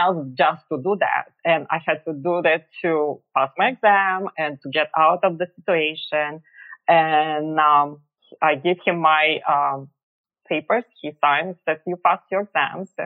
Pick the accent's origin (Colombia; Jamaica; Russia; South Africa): Russia; moved away as an adult; now in Philadelphia, United States; But I was born and raised in Russia. And I moved to America about over 20 years ago